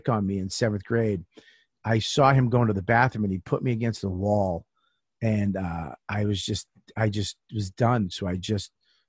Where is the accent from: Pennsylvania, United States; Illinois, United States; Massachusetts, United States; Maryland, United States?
Massachusetts, United States; Medford; moved away; I grew up in Medford